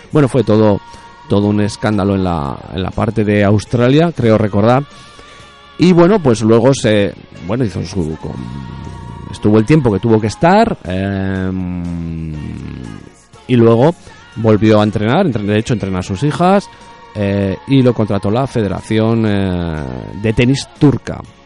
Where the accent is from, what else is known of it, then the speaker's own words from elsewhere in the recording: Spain; soy español